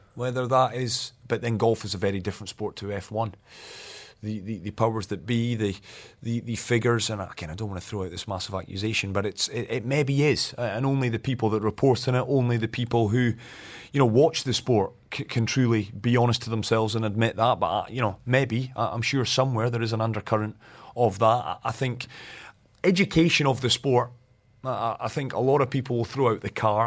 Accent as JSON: {"language": "English", "region": "Scotland", "country": "United Kingdom", "said": "I'm Scottish"}